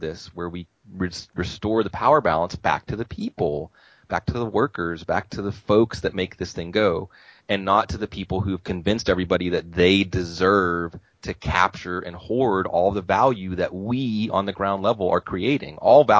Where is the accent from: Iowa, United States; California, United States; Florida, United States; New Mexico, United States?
New Mexico, United States; growing up in New Mexico as a kid and not being in a majority white place